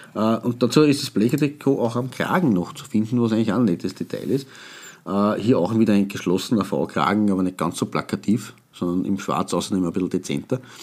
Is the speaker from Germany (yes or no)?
no; Austria; wir als Österreicher